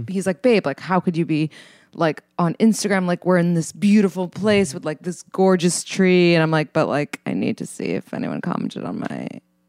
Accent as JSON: {"language": "English", "town": "New York City", "region": "New York", "country": "United States", "said": "I'm from New York City."}